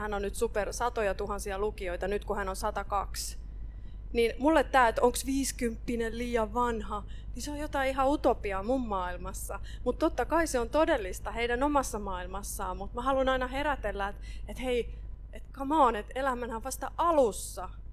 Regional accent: Ostrobothnia, Finland; Mä oon Pohjanmaalta kotosi

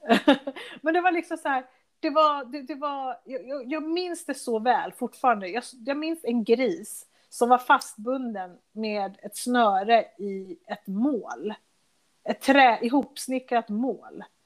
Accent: Sweden; also born or lived in Chile; Sverige där jag växte upp

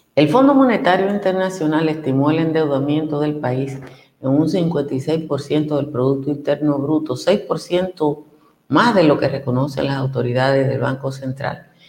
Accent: Nizao, Peravia, Dominican Republic; de mi pueblo, que está a dos horas de San Juan

